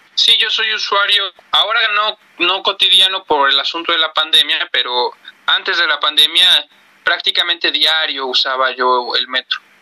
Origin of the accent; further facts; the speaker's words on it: Mexico; como mexicano